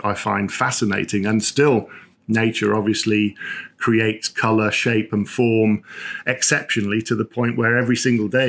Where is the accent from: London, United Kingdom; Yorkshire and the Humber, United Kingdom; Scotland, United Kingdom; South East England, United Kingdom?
Yorkshire and the Humber, United Kingdom; Sheffield; I grew up in Sheffield. I grew up in the industrial north, as it were